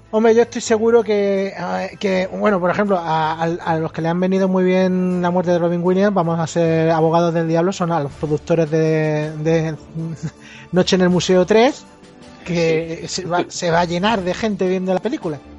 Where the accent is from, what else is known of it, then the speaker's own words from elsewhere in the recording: Spain; Pues yo soy español